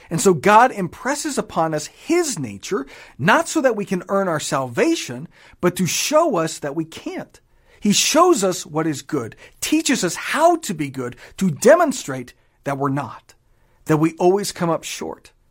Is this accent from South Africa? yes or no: no; Japan; I grew up in Japan, spent many years there. I don't speak a lick of it.